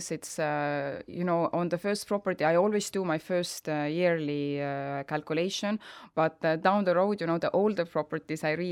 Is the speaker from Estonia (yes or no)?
yes; Estonia; now in Spain; my home country Estonia